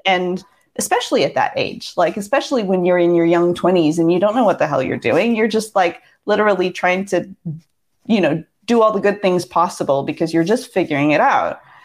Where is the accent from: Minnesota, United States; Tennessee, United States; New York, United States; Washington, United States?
Washington, United States; Seattle; moved away as an adult; I grew up in Seattle from ages six to twenty-four, so those were pretty much my formative years